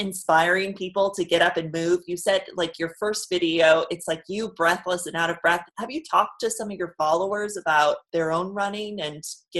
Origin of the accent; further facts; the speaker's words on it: New York City, New York, United States; I'm from New York, New York City.